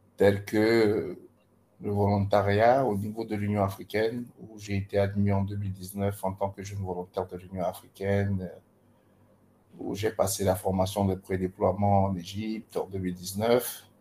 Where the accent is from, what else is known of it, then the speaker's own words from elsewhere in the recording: Gabon; moved away as an adult; now in Ibadan, Nigeria; Je suis gabonais et actuellement, euh, disons que j'ai passé toute, ma, toute mon enfance au Gabon